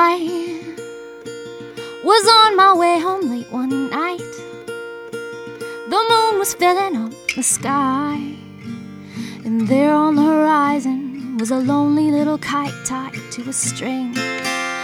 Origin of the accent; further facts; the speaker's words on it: Hawaii, United States; when I was growing up in Hawaii